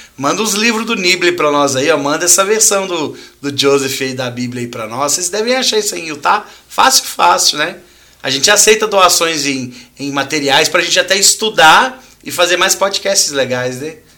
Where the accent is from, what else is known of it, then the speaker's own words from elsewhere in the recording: Minas Gerais, Brazil; de onde nós somos aqui de Minas